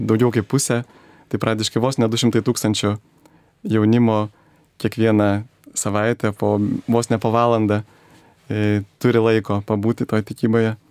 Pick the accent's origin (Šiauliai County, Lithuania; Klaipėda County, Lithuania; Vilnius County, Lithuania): Vilnius County, Lithuania; Vilnius; prieš 41 metus gimiau Vilniuje, mano mama yra kilusi Žemaitijos, Žemaitė. E, mano tėvas yra azerbaidžianietis.